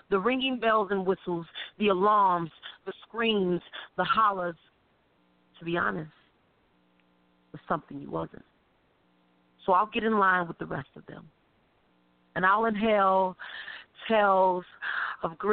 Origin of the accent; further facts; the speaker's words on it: Chicago, Illinois, United States; I'm from Chicago